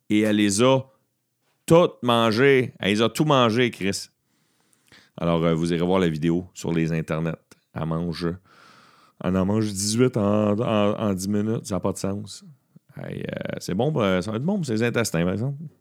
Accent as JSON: {"language": "French", "town": "Beauharnois", "region": "Quebec", "country": "Canada", "tie": "born or raised there", "said": "je viens de Beauharnois et j'ai timé ça parce que ce soir, je suis en spectacle dans un bar de mon village natal à Beauharnois"}